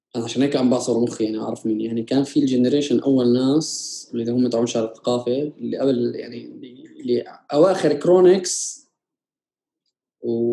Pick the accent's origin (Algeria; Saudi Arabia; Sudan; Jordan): Jordan; انا جاي من الاردن بلد نامي ورايح على اوروبا